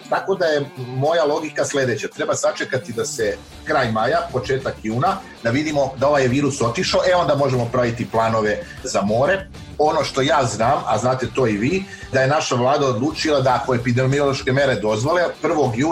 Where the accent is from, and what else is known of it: Serbia